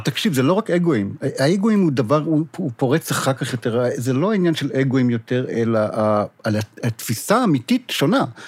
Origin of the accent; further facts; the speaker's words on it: Israel; אני ישראלי